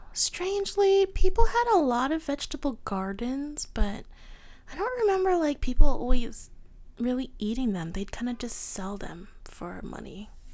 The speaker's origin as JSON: {"language": "English", "country": "United States", "said": "I'm an American"}